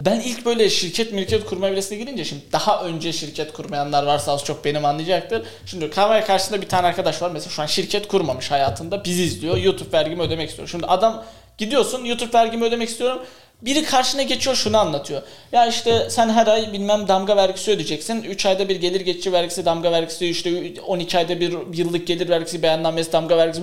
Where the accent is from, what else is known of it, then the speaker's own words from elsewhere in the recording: Kars, Kars Province, Turkey; ben Karslıyım. Ya Karslı bir aileden çıkmış olarak